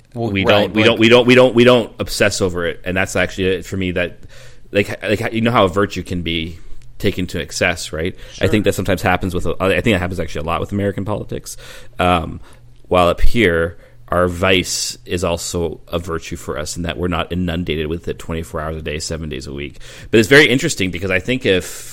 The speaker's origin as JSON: {"language": "English", "country": "Canada", "said": "being Canadian"}